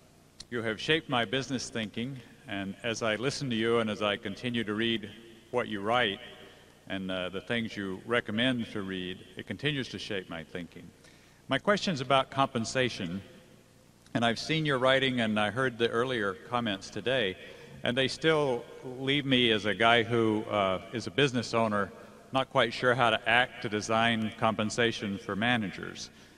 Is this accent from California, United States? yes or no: yes; Menlo Park, California, United States; I'm from Menlo Park, California.